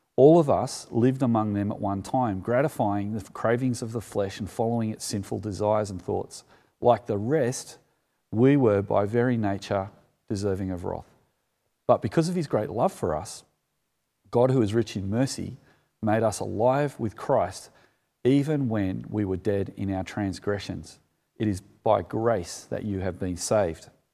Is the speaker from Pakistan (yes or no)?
no; Sutherland Shire, New South Wales, Australia; as a kid growing up in the Solomon Shire